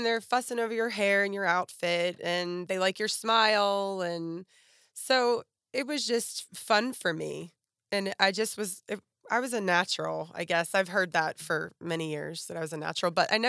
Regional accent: Pittsburgh, Pennsylvania, United States; now in Nashville, United States; Okay, well, I grew up in right outside of Pittsburgh, PA.

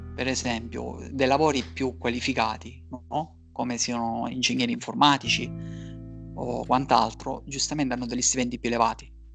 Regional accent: Catania, Sicily, Italy; moved away as an adult; now in Berlin, Germany; vengo da Catania, attualmente mi trovo a Berlino da sette anni all'incirca

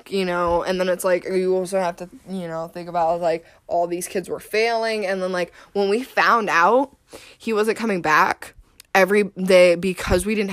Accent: Cleveland, Ohio, United States; How do you know Cleveland? I'm from Cleveland

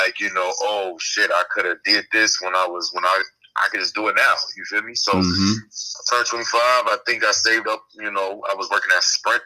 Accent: Chicago, Illinois, United States; moved away as an adult; now in California, United States; I'm from Chicago, south side of Chicago. Born and raised, pretty much

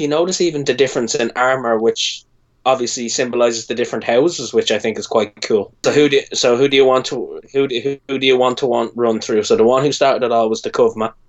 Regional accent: Ireland; I'm Irish.

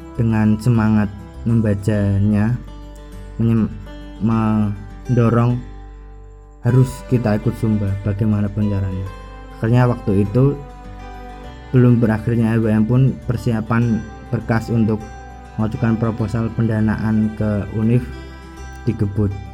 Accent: Pati, Central Java, Indonesia; kampung halaman saya, yaitu wilayah Kabupaten Pati

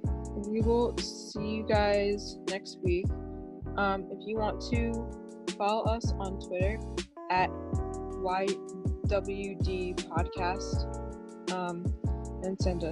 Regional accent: New Jersey, United States; And I am 20 years old and I'm from New Jersey.

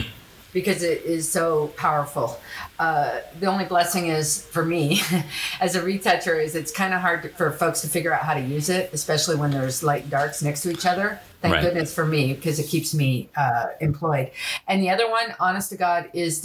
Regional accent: Los Angeles, California, United States; moved away as an adult; also born or lived in France; growing up in Los Angeles

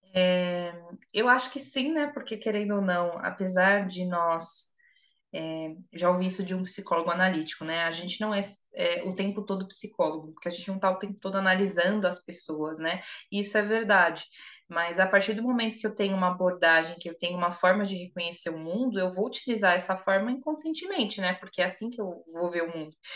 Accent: São Paulo, Brazil; eu sou de São Paulo

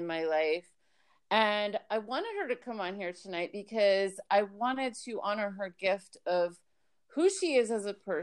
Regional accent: Miami, Florida, United States; moved away as an adult; also born or lived in New York / Tampa, Florida; now in Alabama, United States; I was born in New York, raised in Miami, and then I lived in Tampa for a bunch of years.

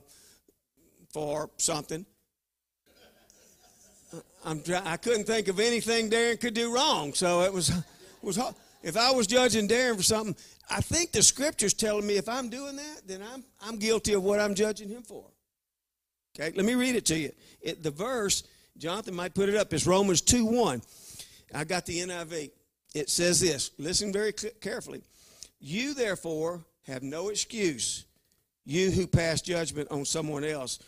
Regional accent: Louisiana, United States; I'm from Louisiana

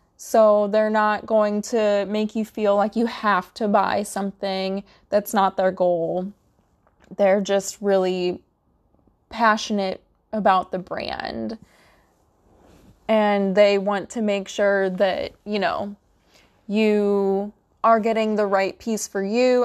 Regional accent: Midwest, United States; I'm from the Midwest

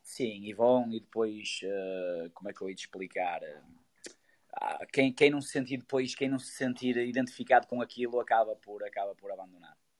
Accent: Portugal; Vivemos neste país e somos portugueses

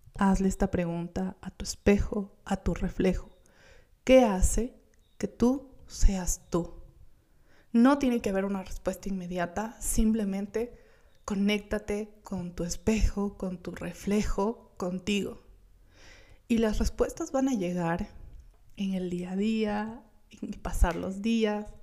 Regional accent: Gualaquiza, Morona Santiago, Ecuador; yo vengo de Gualaquiza, de Morona, Santiago, un pueblito hermoso

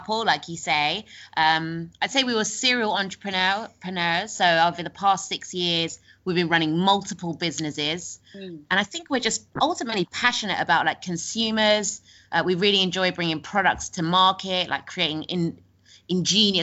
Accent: London, United Kingdom; moved away as an adult; now in Bali, Indonesia; we're from London

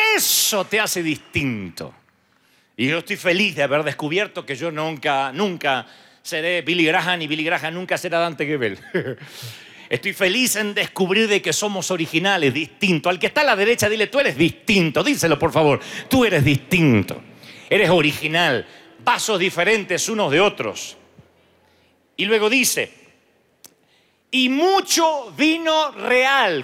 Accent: Argentina; Allá en el año 92 Dios trae un mover a la República Argentina y mi pastor empieza a ser usado con ciertas cosas que no estábamos acostumbrados en el país

